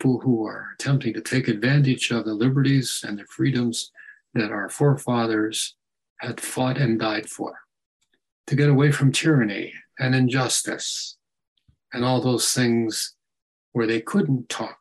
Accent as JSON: {"language": "English", "country": "United States", "said": "because I'm an American"}